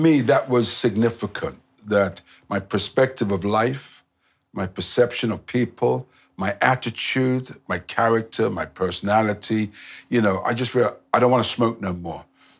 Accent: Nigeria; I'm from Nigeria.

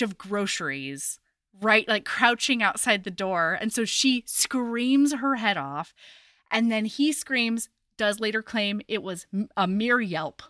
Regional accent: Oregon, United States; I was growing up in Oregon

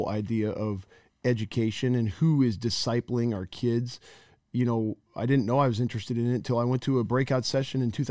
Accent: Cedar Falls, Iowa, United States; I grew up in Cedar Falls. I imagined my kids being Cedar Falls Tigers, just like I was.

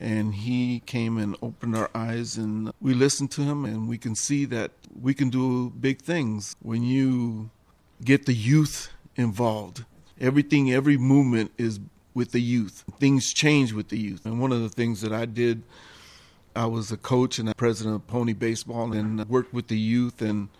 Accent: San Francisco, California, United States; also born or lived in Nicaragua; I was born in Nicaragua and grew up in the Mission. And I went to Horseman and Mission High School. And our social life was hanging together on 24th Street with all our friends.

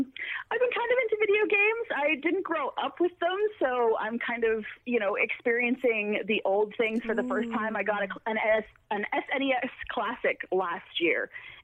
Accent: Toronto, Ontario, Canada; this is a big deal for the Raptors and therefore my city and therefore my country.

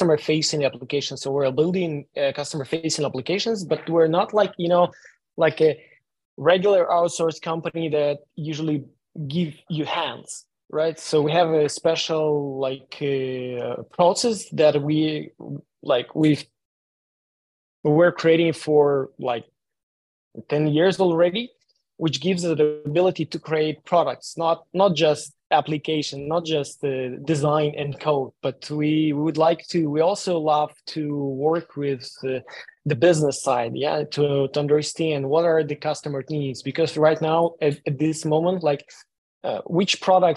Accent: Ukraine; moved away; I'm originally from Ukraine

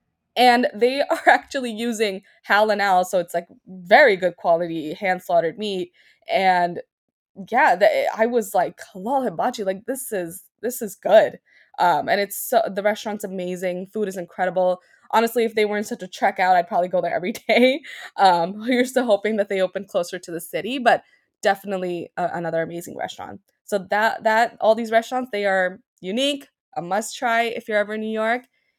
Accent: Pakistan; Every time I go, they ask me where I'm from. And I'm like, yeah, I'm from Pakistan.

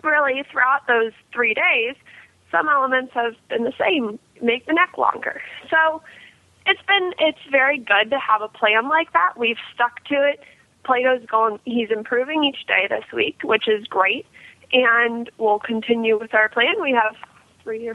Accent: Ohio, United States; I'm from Ohio

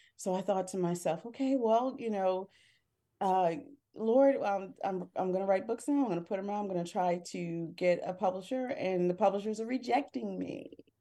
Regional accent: Harrisburg, Pennsylvania, United States; moved away as an adult; now in Philadelphia, United States; I grew up in central Pennsylvania, I grew up in Harrisburg, P

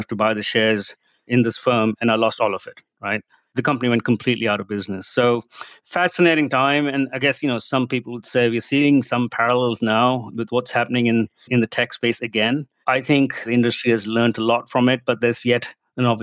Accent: India; moved away as an adult; also born or lived in Wisconsin, United States / Silicon Valley, United States / Australia; I grew up in India

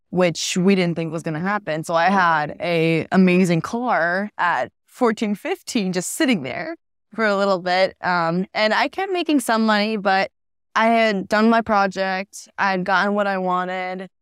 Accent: Florida, United States; I'm from Florida.

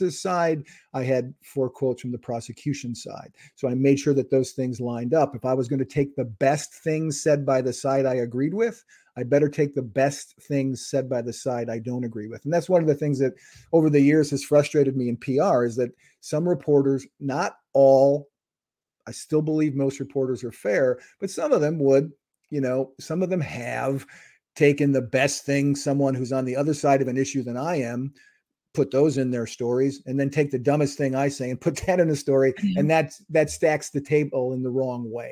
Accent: Wisconsin, United States; my hometown in Wisconsin

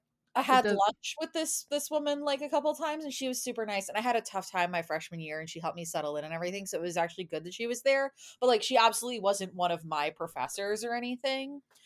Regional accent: Boston, Massachusetts, United States; moved away as an adult; now in St Andrews, United Kingdom; So I'm originally from a suburb of Boston, in Massachusetts in the US.

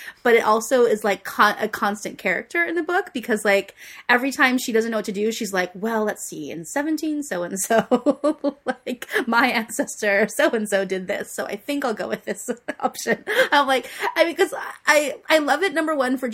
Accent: United States; Being an American

